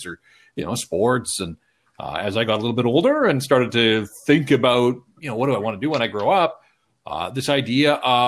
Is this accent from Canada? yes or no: yes; Vancouver, British Columbia, Canada; also born or lived in Kamloops; born and raised in Vancouver